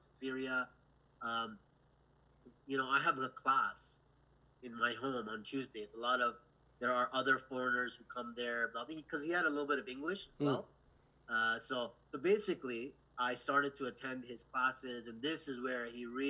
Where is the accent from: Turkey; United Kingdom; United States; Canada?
Canada; from Canada